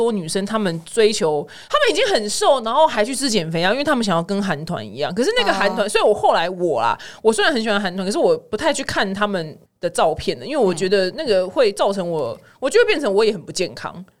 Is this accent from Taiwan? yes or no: no; Sichuan, China; 我是四川人吧，因为四川人超爱吃就是生辣椒